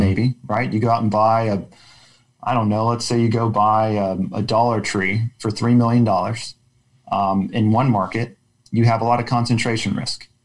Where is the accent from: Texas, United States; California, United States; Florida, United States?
Texas, United States; Austin; also born or lived in Oklahoma; I grew up in Austin